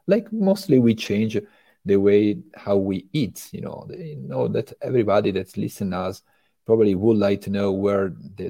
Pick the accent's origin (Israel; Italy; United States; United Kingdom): Italy; English is a second language; moved away as an adult; now in France; And I'm coming actually from Italy. It's almost 22 years that I am right now in France.